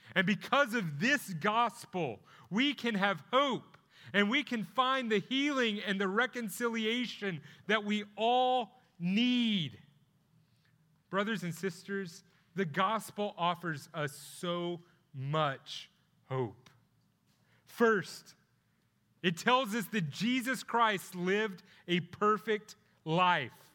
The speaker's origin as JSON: {"language": "English", "town": "Plano", "region": "Texas", "country": "United States", "tie": "born or raised there", "lives_now": "Grayson County, United States", "said": "I'm from Plano. Uh, that's where I went to high school"}